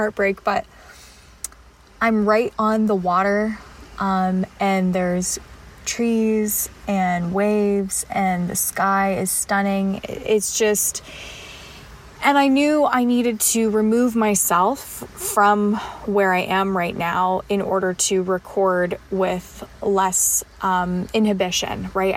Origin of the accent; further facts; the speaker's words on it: Canada; as a Canadian